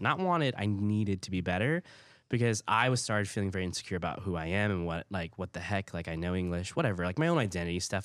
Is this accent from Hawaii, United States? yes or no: yes; Hawaii, United States; first language Hawaiian Pidgin; English is a second language; moved away; also born or lived in Oklahoma; growing up in Hawaii